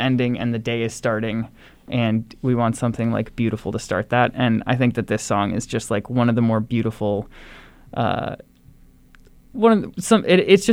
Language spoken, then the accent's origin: English; Madison, Wisconsin, United States; We grew up together in Madison.